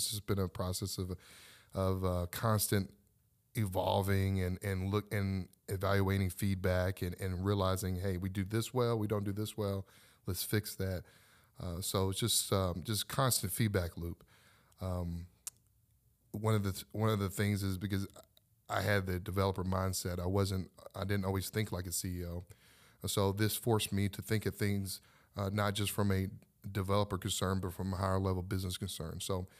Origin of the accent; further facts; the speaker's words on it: Louisville, Kentucky, United States; Well, I was born and raised in Louisville, Kentucky, and I didn't want to become an entrepreneur.